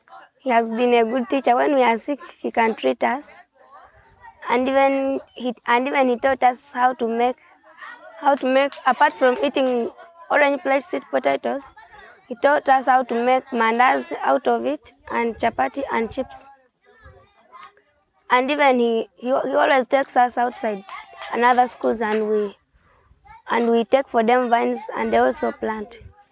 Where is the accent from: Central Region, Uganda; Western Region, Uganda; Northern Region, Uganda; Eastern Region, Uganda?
Eastern Region, Uganda; Sironko District; I come from Sironko district.